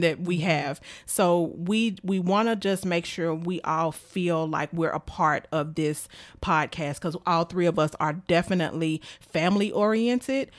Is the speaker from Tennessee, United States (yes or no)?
yes; Memphis, Tennessee, United States; I am from Memphis, Tennessee. I graduated from White Haven High School